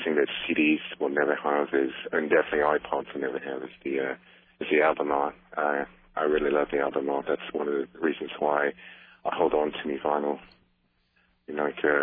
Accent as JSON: {"language": "English", "town": "Evans Head", "region": "New South Wales", "country": "Australia", "said": "I'm from a town called Evanshead. It's in New South Wales, Australia."}